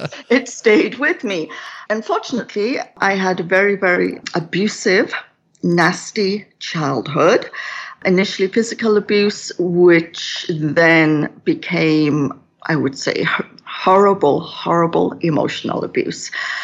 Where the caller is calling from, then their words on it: Kelowna, British Columbia, Canada; I'm coming from Kelowna in British Columbia, which is in Western Canada.